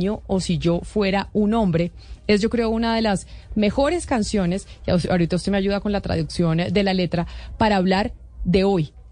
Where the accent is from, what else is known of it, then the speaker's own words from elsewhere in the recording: Colombia; accent: Colombian; nos deja a todos con nuestro acento colombiano.